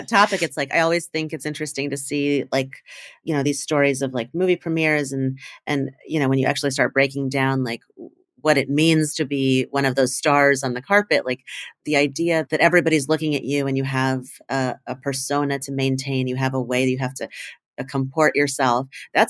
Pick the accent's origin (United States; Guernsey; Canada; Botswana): United States; Indiana; moved away as an adult; I mean, I left my town, I grew up in Indiana and went to college in New York.